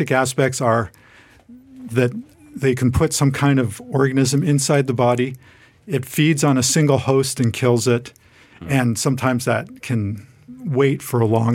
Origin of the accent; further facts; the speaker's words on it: Toronto, Ontario, Canada; I grew up in Toronto, Canada.